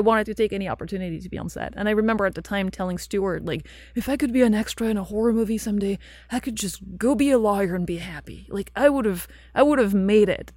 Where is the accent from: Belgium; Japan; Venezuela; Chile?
Belgium; English is a second language; moved away as an adult; also born or lived in London; so I lived in Belgium, I grew up in Belgium, and then I left when I was studying, I went to England, and I spent nine years in London before I moved here